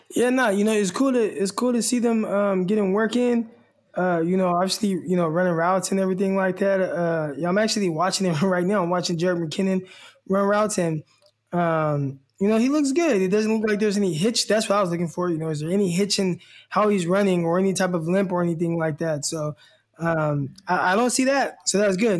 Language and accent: English; Stockton, California, United States; also born or lived in Arkansas; my hometown, Stockton, California.